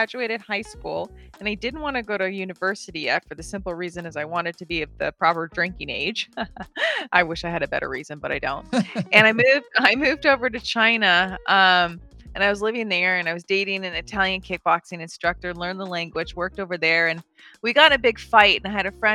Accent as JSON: {"language": "English", "country": "Bahamas", "tie": "born or raised there", "moved": "yes", "said": "I grew up in the Bahamas, was kind of home base."}